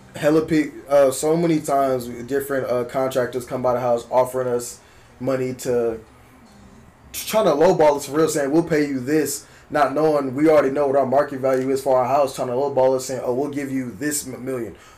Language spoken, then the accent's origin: English; Berkeley, California, United States; I'm from Berkeley. I'm from South Berkeley